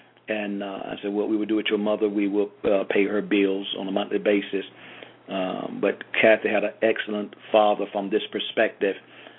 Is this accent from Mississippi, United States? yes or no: no; Georgia, United States; I grew up in Georgia, hard-working man, but he had a business mind.